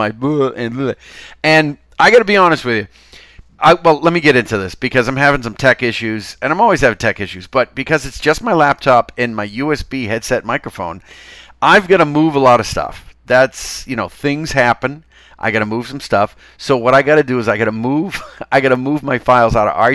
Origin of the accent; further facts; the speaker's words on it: Chelsea, Massachusetts, United States; accent: Chelsea; I am from Chelsea